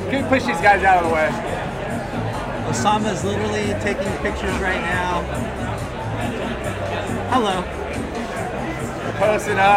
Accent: Long Beach, California, United States; Long Beach, nice. That's where I'm from. Yeah, LBC.

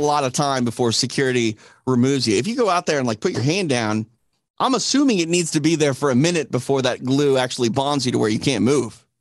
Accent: Midwest, United States; now in Los Angeles, United States; I'm from the Midwest.

